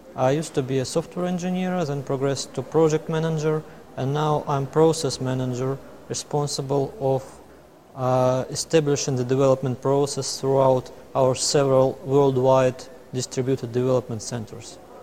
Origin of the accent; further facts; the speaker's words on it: Moscow, Russia; I'm coming from Moscow, Russia.